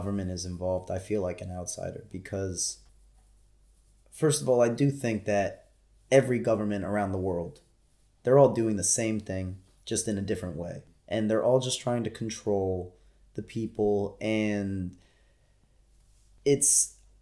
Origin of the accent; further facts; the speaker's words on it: United States; being an American citizen